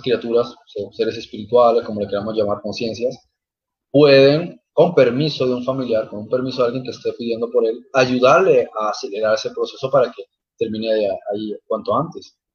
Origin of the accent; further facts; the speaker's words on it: Germany; yo también soy alemán